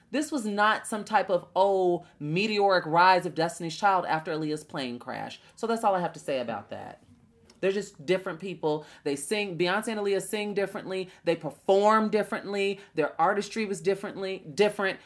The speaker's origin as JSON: {"language": "English", "town": "Chicago", "region": "Illinois", "country": "United States", "said": "a girl from Chicago"}